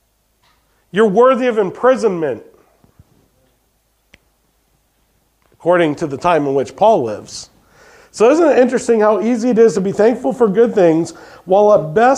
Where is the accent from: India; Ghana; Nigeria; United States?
United States; we as American people